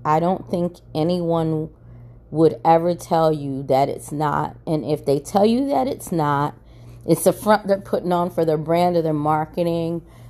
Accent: Maryland, United States; now in Atlanta, United States; I'm originally from Maryland

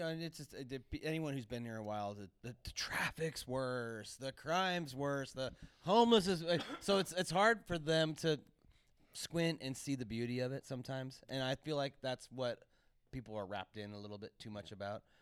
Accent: Santa Cruz, California, United States; when I was growing up in Santa Cruz, you could have a service oriented job

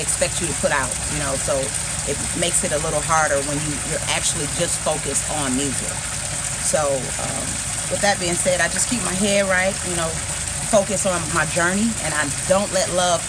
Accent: Detroit, Michigan, United States; moved away; I'm from Detroit, so I got a lot of connects in Detroit

